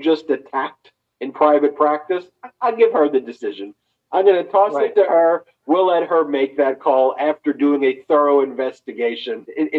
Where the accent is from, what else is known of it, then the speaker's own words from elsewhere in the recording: Long Island, New York, United States; I grew up in Long Island